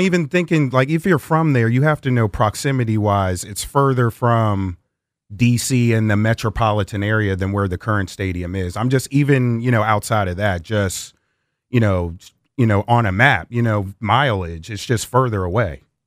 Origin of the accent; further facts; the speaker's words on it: Prince George's County, Maryland, United States; also born or lived in Fairfax, Virginia; I was raised in Prince George's County